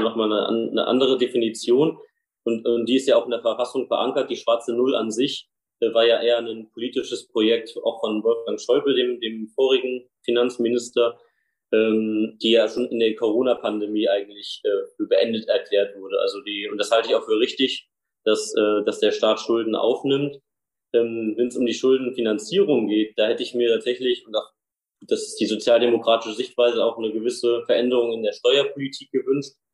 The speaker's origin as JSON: {"language": "German", "area": "Nidderau, Main-Kinzig-Kreis", "region": "Hesse", "country": "Germany", "tie": "born or raised there", "said": "Nidau, wo ich herkomme, eine Kleinstadt im Osten im Rhein-Main-Gebiet"}